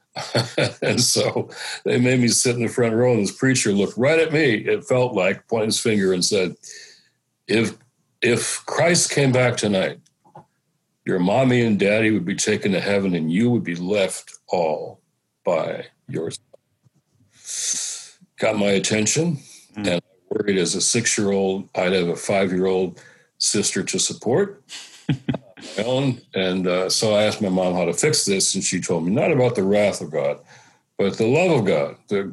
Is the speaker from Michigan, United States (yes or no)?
yes; Detroit, Michigan, United States; I was a kid growing up in Detroit